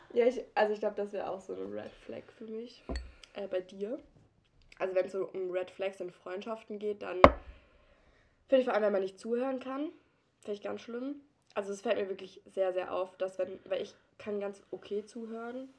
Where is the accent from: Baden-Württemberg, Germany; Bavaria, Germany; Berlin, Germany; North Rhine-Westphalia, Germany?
Baden-Württemberg, Germany; Durlach-Aue; ich komme eigentlich aus Dudach Aue